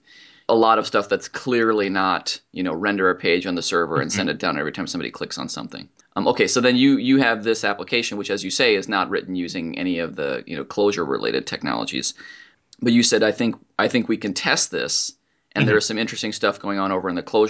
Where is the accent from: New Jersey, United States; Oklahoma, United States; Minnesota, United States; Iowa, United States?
Minnesota, United States; I grew up in Minnesota